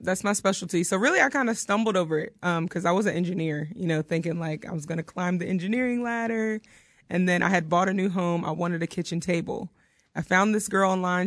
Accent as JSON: {"language": "English", "area": "Outer Banks", "region": "North Carolina", "country": "United States", "also_born_or_lived": "Elizabeth City, North Carolina", "moved": "as an adult", "lives_now": "Oklahoma, United States", "said": "I'm from North Carolina, the Outer Banks area."}